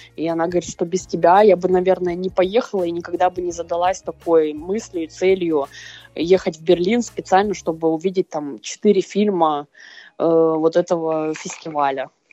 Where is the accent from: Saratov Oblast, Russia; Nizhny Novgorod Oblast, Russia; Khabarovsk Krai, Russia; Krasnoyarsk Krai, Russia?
Krasnoyarsk Krai, Russia; Krasnoyarsk; и я, и она из Красноярска